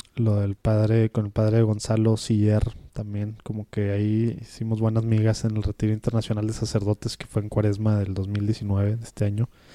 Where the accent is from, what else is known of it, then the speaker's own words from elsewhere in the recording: Mexico; como mexicanos